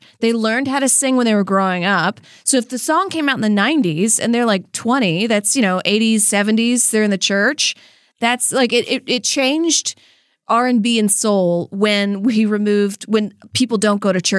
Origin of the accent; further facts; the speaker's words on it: Louisiana, United States; I'm from Louisiana